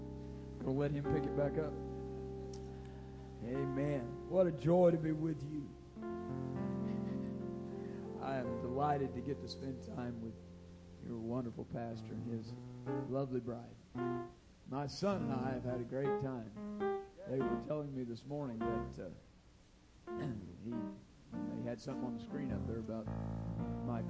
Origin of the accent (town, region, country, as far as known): Grayville, Illinois, United States; born or raised there